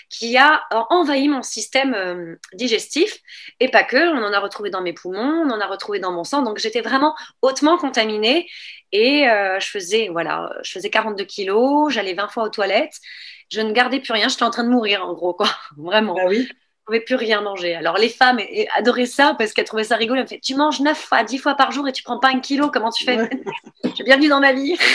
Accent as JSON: {"language": "French", "country": "France", "tie": "born there", "also_born_or_lived": "Niger", "said": "et puis, donc, je suis née en France. Et euh, à partir de là, en fait, vu que mon père était militaire, eh bien, j'ai toujours voyagé."}